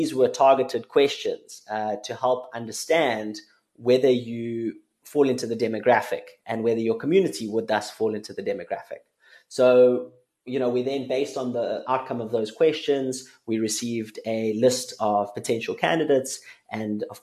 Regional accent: South Africa; as a South African

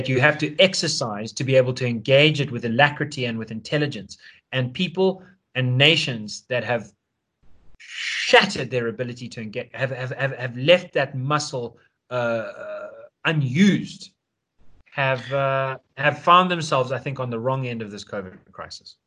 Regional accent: South Africa; As a South African, we've got the 21st birthday as a ritual

